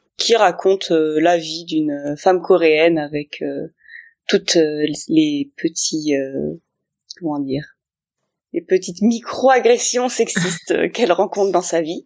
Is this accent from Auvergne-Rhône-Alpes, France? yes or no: yes; Grenoble, Auvergne-Rhône-Alpes, France; now in Berlin, Germany; je suis euh, grenobloise à la base, mais je suis exportée à Berlin